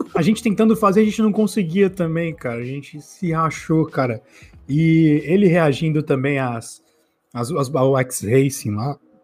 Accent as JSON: {"language": "Portuguese", "country": "Brazil", "said": "Sou brasileiro, eu falo desse jeito."}